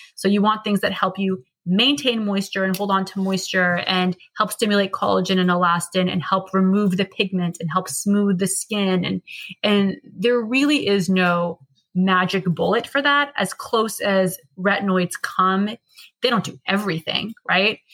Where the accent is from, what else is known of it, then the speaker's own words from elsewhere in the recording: United States; We're American.